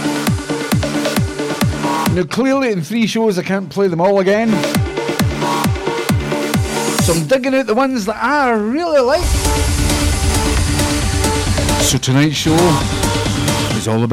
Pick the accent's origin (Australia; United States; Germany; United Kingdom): United Kingdom; Scotland; accent: Scottish; I'm more Scottish